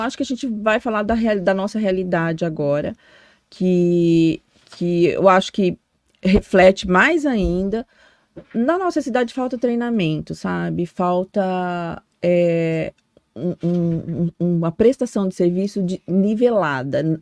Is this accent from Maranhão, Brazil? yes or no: no; Foz do Iguaçu, Paraná, Brazil; also born or lived in Cianorte, Paraná; Nasci no norte do Paraná, nasci em Cianorte. E, mas eu sou muito mais de Foz do que qualquer, qualquer outro lugar, né? Me considero daqui. Eu vim com a minha família é, mais de 30 anos, mais.